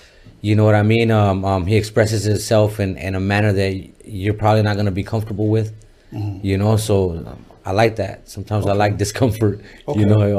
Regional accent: Las Vegas, Nevada, United States; also born or lived in El Paso, Texas; now in Los Angeles, United States; I'm from Vegas and I'm born in El Paso.

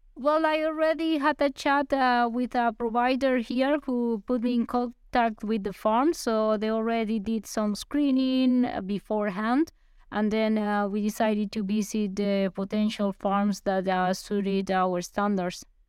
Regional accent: Armenia, Quindío, Colombia; moved away; in my hometown, in, in Armenia

